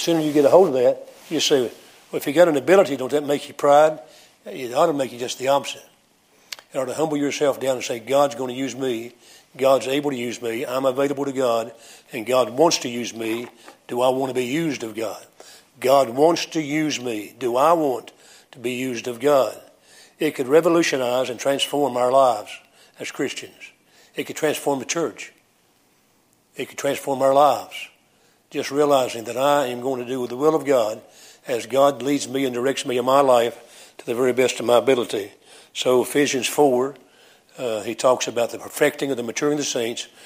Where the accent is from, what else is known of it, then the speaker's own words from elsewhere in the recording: United States; accent: American English; first language English; My mother tongue is American English. That's my mother tongue